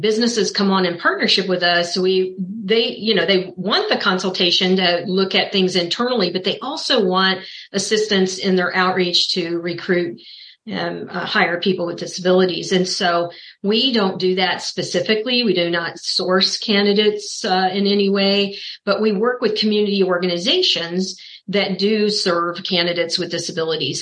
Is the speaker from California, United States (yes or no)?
no; Kansas City, Missouri, United States; I was born and raised in Kansas City, Missouri, where I'm located now